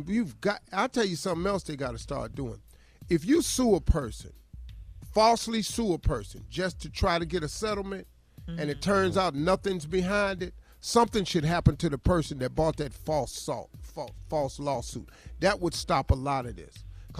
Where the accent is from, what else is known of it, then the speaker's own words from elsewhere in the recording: Cleveland, Ohio, United States; I feel sorry for them because, man, I'm from Cleveland.